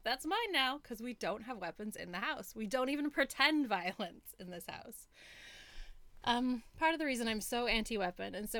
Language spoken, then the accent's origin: English; United States; moved away as an adult; now in Australia; growing up in America